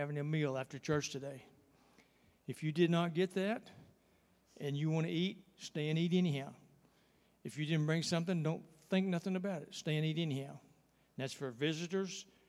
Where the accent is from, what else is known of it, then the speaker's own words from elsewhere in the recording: Texas, United States; I'm from Texas